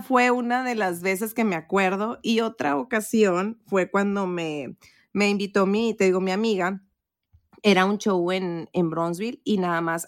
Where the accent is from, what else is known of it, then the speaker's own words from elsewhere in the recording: Matamoros, Tamaulipas, Mexico; moved away; allá en Matamoros, mi rancho, mi pueblito hermoso